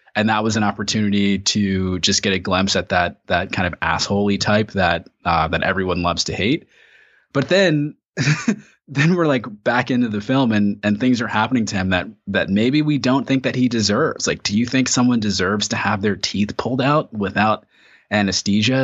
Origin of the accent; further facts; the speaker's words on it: United States; we've gone through as American citizens